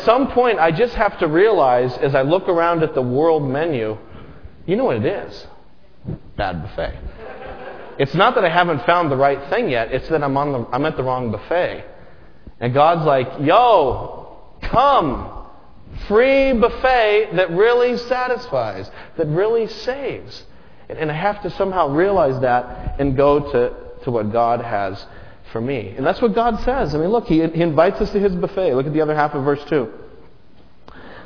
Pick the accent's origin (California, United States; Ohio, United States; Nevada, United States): Nevada, United States; Las Vegas; growing up in Las Vegas